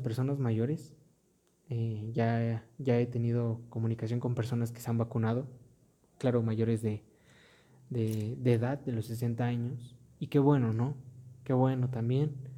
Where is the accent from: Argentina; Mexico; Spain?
Mexico; en mi país, México